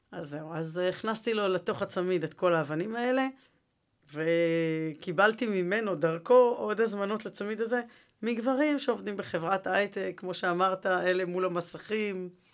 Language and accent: Hebrew; Jerusalem, Jerusalem District, Israel; הרי אני ירושלמית